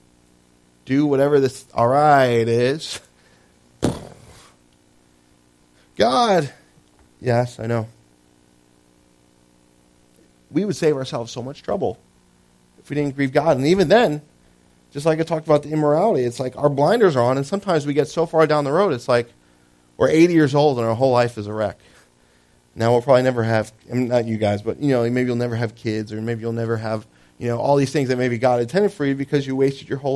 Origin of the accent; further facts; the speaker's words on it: New Jersey, United States; I lived in Jersey. I was born in Jersey